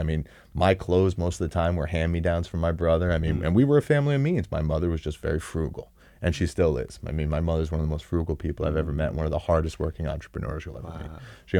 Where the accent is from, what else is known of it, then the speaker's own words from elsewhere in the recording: West Hempstead, New York, United States; I grew up on West Hempstead on Long Island. Yeah. Shout out to Hall's Pond.